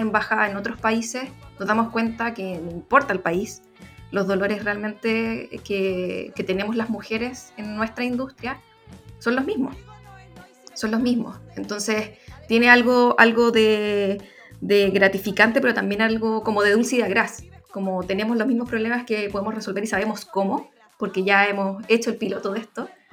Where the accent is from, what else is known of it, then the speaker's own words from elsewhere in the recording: Chile; nuestra relación como mujeres chilenas